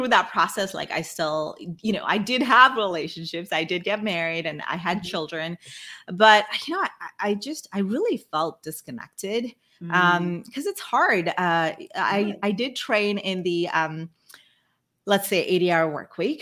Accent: Brunei; first language Malay; English is a second language; moved away as an adult; also born or lived in India; when I was a kid, I grew up in Brunei. It's on the island of Borneo. And mm-hmm. I'm originally from India

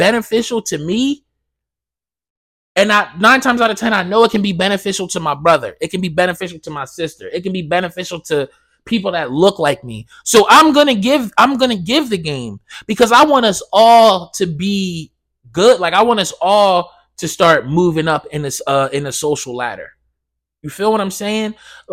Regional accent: Blackwood, New Jersey, United States; I grew up in Blackwood. And if you're from Blackwood, New Jersey

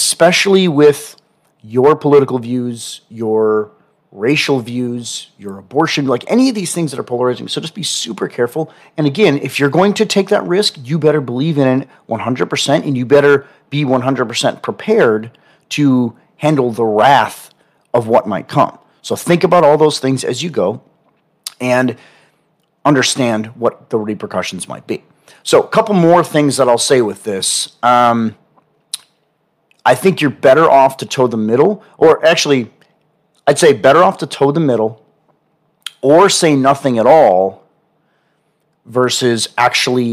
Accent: Milwaukee, Wisconsin, United States; also born or lived in Wauwatosa, Wisconsin; now in Austin, United States; I'm from Wisconsin. I'm from Milwaukee.

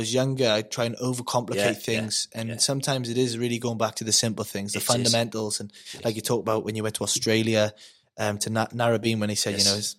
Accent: Wales, United Kingdom; I've never been so proud to be Welsh.

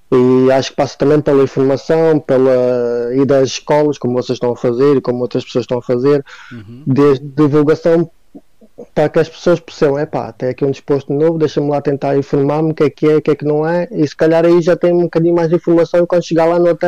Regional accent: Vila do Conde, Norte, Portugal; eu sou de Vila do Conde

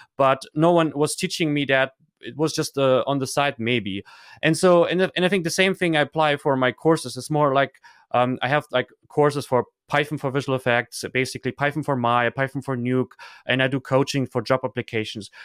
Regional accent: Germany; also born or lived in Kazakhstan; I grew up in Germany

